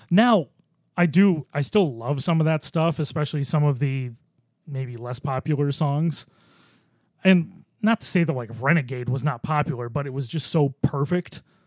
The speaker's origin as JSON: {"language": "English", "town": "Orchard Park", "region": "New York", "country": "United States", "tie": "born or raised there", "said": "I grew up near Orchard Park"}